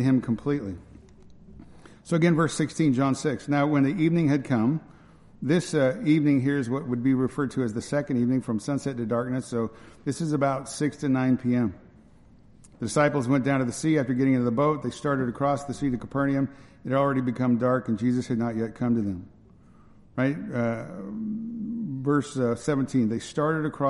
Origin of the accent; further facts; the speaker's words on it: Northern California, United States; where I grew up in Northern California